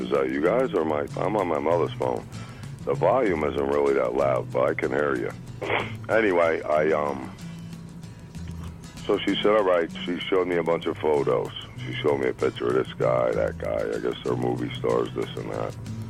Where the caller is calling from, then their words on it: Union Beach, New Jersey, United States; from Union Beach, except I'm from Keyport tonight.